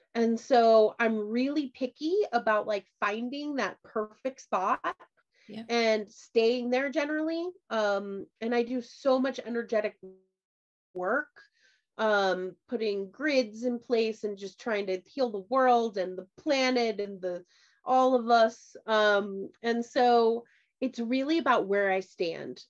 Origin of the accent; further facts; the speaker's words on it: Midwest, United States; I grew up in the Midwest